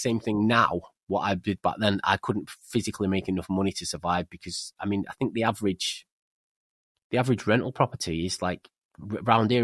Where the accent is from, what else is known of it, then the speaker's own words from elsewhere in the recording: England, United Kingdom; also born or lived in Spain; I'm English